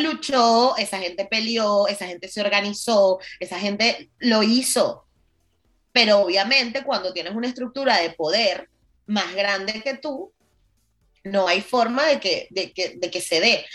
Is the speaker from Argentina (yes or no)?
no; Venezuela; en Venezuela vivimos en muchas burbujas